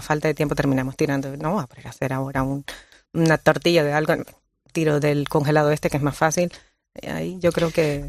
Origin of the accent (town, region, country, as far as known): Colombia; born or raised there; now in Canary Islands, Spain